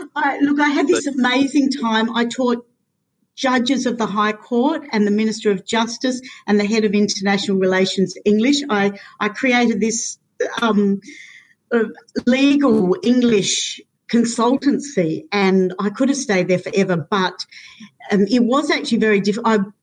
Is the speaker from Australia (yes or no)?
yes; Alice Springs, Northern Territory, Australia; also born or lived in Prague; growing up in Central Australia um, up until age 12